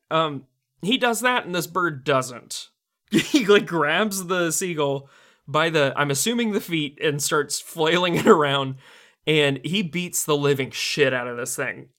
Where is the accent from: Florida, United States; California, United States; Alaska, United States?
Florida, United States; St. Augustine; I grew up near Saint Augustine